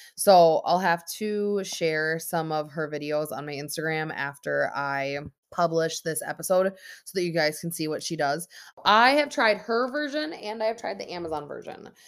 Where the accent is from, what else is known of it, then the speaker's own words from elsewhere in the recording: Minnesota, United States; born and raised in Minnesota